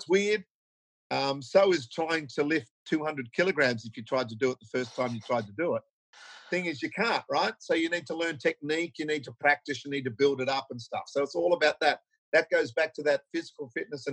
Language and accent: English; Australia; as Aussie blokes